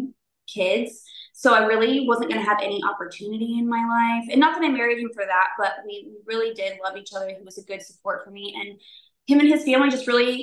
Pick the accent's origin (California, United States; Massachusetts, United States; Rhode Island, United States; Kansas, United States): California, United States; Southern; also born or lived in Newport Beach / Los Angeles / Sacramento; we grew up kind of just all over Southern California